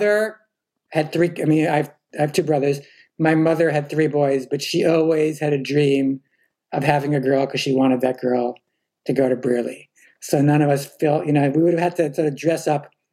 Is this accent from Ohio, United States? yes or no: no; New York City, New York, United States; I grew up in Morningside Heights